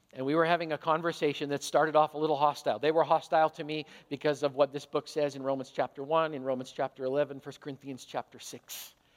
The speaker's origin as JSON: {"language": "English", "country": "Canada", "said": "I'm a Canadian hockey player"}